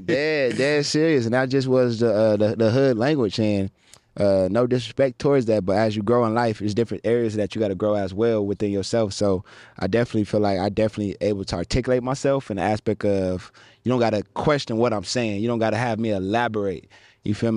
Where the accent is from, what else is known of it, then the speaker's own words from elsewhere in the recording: Pasadena, California, United States; also born or lived in San Fernando Valley / Westlake Village / Calabasas; I grew up in Pasadena, and then I transitioned to the Valley area